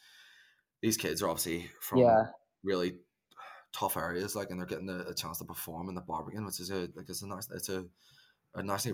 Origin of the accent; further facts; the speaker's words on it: Ireland; I just need to say to the listeners, we're both Irish and there's a fair bit of slang that's going to come out of the pair of us.